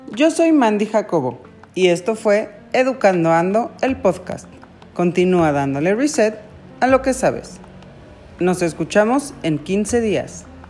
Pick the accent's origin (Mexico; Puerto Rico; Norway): Mexico; nosotros como mexicanos